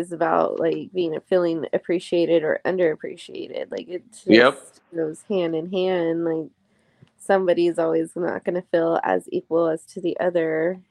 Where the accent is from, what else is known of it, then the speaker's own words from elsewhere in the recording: San Antonio, Texas, United States; also born or lived in Southern California; San Antonio, where we were raised in, you know, both me and my ex, we were both raised San Antonio. It's the culture here. It's the Hispanic culture here.